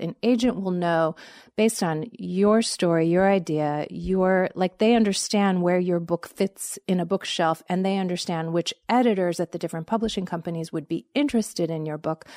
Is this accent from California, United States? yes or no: yes; Los Angeles, California, United States; moved away as an adult; also born or lived in Montgomery, Alabama; I grew up in Los Angeles